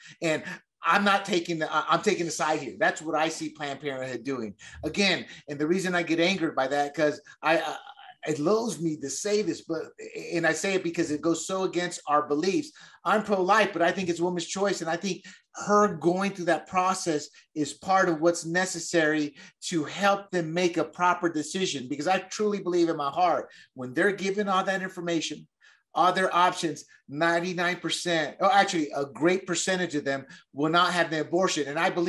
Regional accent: the South, United States; I'm not going to say women of color, because I come from the South. There's a lot of trailer parks there. You know, there's a lot of poor white people.

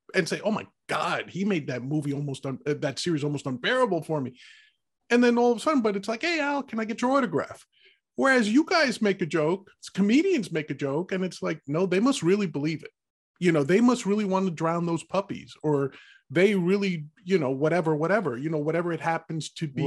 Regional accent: New York, United States; being a New Yorker

